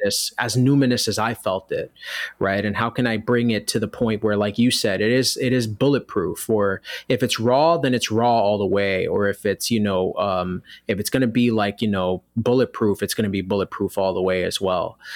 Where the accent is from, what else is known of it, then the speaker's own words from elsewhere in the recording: New York City, New York, United States; I was born and raised in New York City in an area of the Bronx